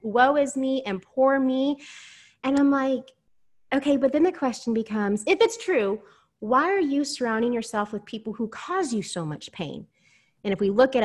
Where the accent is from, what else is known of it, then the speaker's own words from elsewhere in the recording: Houston, Texas, United States; I'm from Houston, Texas